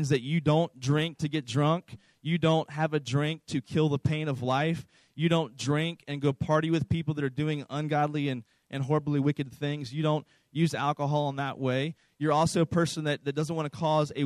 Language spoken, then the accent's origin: English; East Coast, United States; I was raised on the East Coast in a very conservative Southern Baptist church